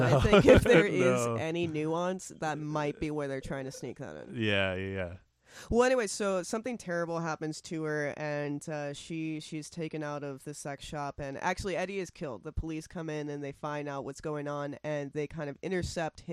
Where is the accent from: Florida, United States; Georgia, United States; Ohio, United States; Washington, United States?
Florida, United States; I'm from Florida, so everything's north to me